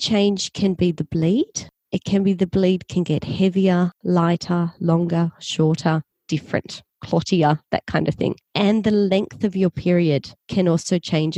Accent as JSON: {"language": "English", "country": "Australia", "accent": "Australian", "said": "I'm from Australia. You can probably tell from my accent"}